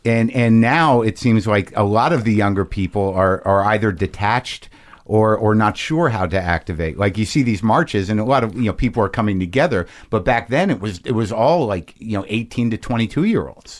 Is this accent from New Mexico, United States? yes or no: yes; Albuquerque, New Mexico, United States; also born or lived in New Jersey; I grew up in Albuquerque, New Mexico